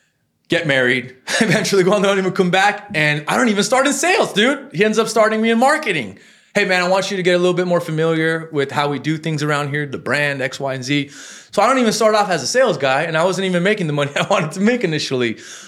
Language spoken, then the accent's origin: English; Los Angeles, California, United States; And born and raised in Hollywood